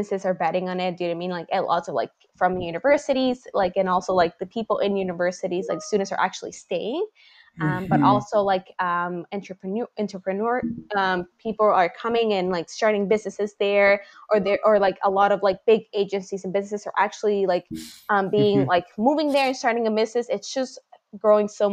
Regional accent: Honduras; moved away as an adult; now in Nova Scotia, Canada; being born and raised in Honduras

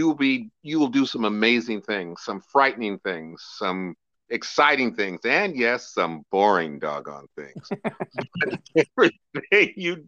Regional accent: Sacramento, California, United States; In Sacramento, California.

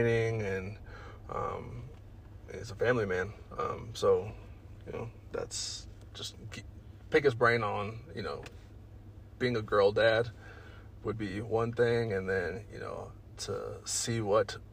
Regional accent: Colorado Springs, Colorado, United States; also born or lived in Los Angeles, California / Alamosa, Colorado / Pueblo, Colorado; I was moved by my mother out here to Colorado Springs and have been here since then

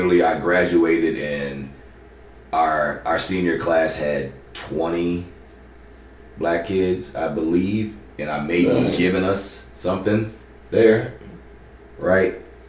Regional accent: Maryland, United States; I grew up in Howard County, Maryland most of my life.

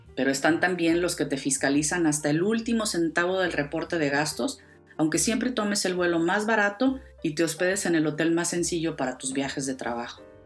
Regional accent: Ciudad Juárez, Chihuahua, Mexico; Yo crecí en Ciudad Juárez, en México

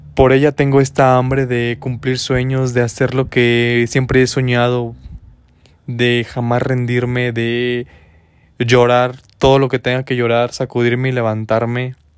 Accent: San Luis de la Paz, Guanajuato, Mexico; moved away as an adult; now in Dolores Hidalgo, Mexico; Soy del estado de Guanajuato. Mm, nací en el municipio de San Luis de la Paz, Guanajuato, y tengo aproximadamente 5 años en el municipio de Dolores Hidalgo

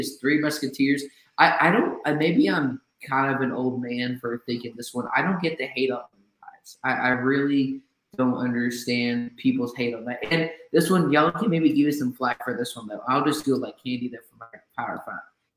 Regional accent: Texas, United States; I'm from Texas.

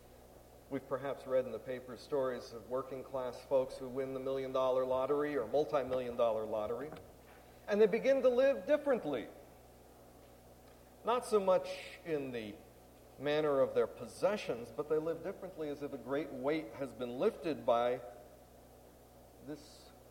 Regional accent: Clifton, New Jersey, United States; Clifton, my hometown

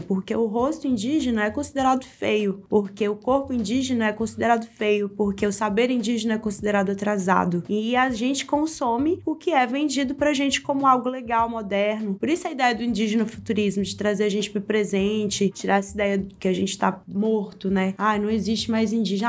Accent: Sabará, Minas Gerais, Brazil; não saí de Sabará

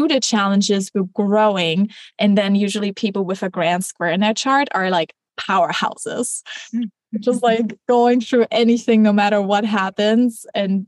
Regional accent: Germany; I grew up in Germany

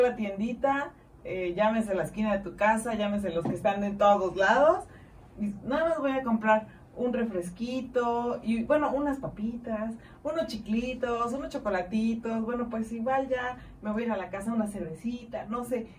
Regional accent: Mexico; como buen mexicano

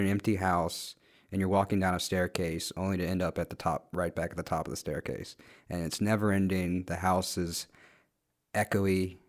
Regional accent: Guatemala; where are you from again? And I said, oh, Guatemala.

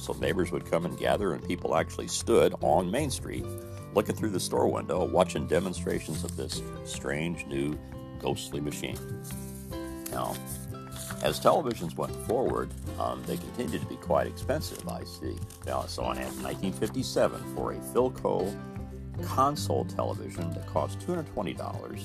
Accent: Mitchell, Indiana, United States; was called Charlotte Motor Courts in my hometown in Mitchell.

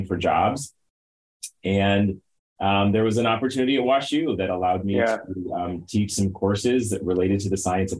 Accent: St. Louis, Missouri, United States; I am a native St. Louisan, born and raised. I grew up in North St. Louis County

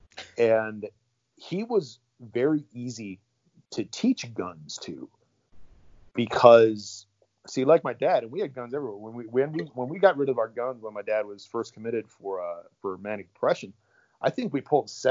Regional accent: Iron Range, Minnesota, United States; moved away; Serbian kid from the Iron Range

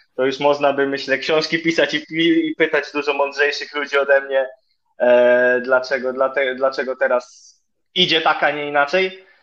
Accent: Ostróda, Warmian-Masurian Voivodeship, Poland; also born or lived in Olsztyn; jestem z Ostrudy

